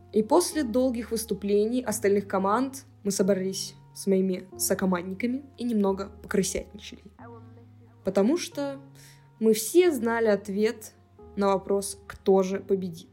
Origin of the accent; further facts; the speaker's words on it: Cherepovets, Vologda Oblast, Russia; moved away; Я как раз ехала на ДР подружки в родной город